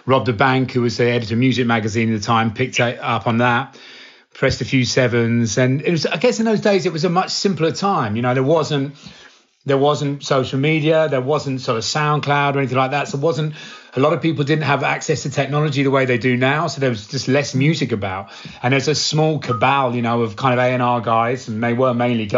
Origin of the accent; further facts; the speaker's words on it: Cambridge, East of England, United Kingdom; my hometown, from Cambridge